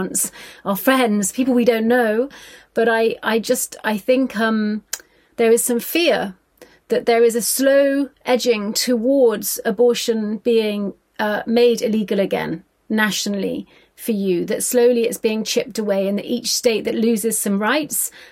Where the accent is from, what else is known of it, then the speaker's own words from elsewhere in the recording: Ireland; my experience being from an Irish working class background